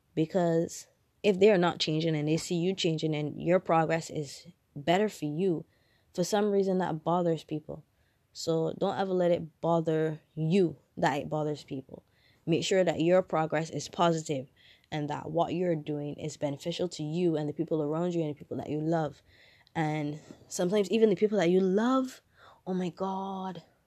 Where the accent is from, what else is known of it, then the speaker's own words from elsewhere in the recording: Barbados; I'm from Barbados, um, we have primary school, secondary school, then tertiary education